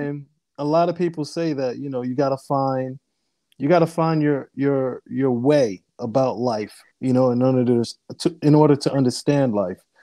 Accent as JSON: {"language": "English", "town": "Amityville", "region": "New York", "country": "United States", "tie": "born or raised there", "also_born_or_lived": "Brooklyn, New York / Hampton, Virginia / New Jersey / Harlem, New York", "said": "I was born in Brooklyn, raised in Long Island"}